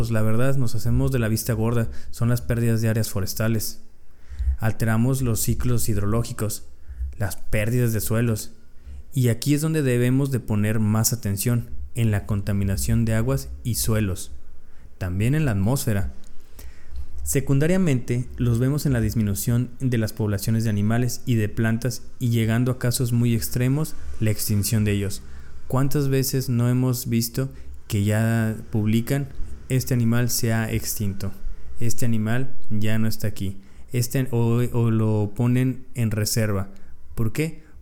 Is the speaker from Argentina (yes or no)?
no; Mexico; Muchos como mexicanos estamos tomando poca conciencia